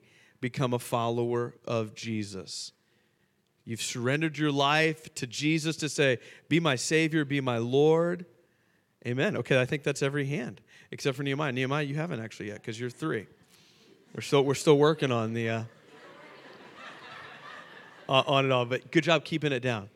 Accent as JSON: {"language": "English", "town": "Fort Lauderdale", "region": "Florida", "country": "United States", "tie": "born or raised there", "moved": "as an adult", "lives_now": "Charlotte, United States", "said": "we're both from Fort Lauderdale, both born and raised"}